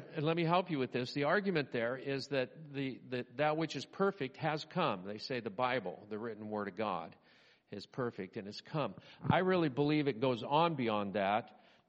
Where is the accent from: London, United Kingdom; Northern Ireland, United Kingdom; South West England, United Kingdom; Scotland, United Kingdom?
Scotland, United Kingdom; I love emotions. I don't show them. I'm Scottish.